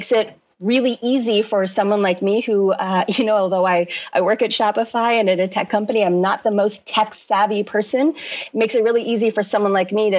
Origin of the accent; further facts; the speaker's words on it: Toronto, Ontario, Canada; moved away as an adult; now in London, United Kingdom; I'm born and raised originally in Canada, grew up in Toronto